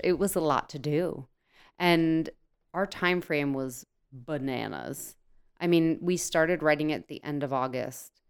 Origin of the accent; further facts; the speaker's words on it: New Jersey, United States; I'm from New Jersey. Everything I do is based in New Jersey